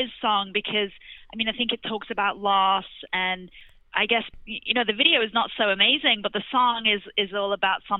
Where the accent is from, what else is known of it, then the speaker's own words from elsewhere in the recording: England, United Kingdom; moved away as an adult; now in United States; I'm actually English